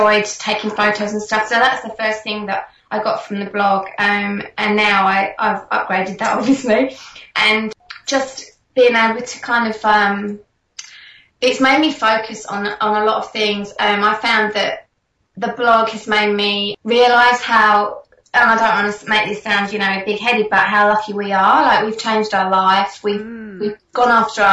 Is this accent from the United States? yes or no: no; England, United Kingdom; moved away as an adult; now in Australia; I am essentially English